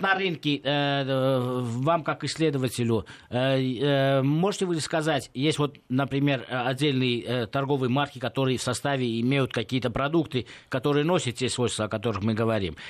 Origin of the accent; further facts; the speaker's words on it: Gyumri, Shirak, Armenia; В моем родном городе, это Гюмри